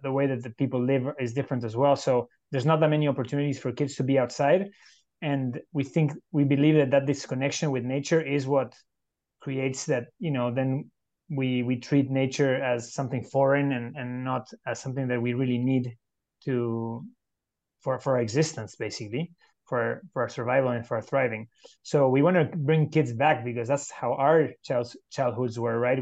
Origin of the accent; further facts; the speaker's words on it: Uruguay; now in San Jose, Costa Rica; I'm originally from Uruguay in South America, living in San Jose, Costa Rica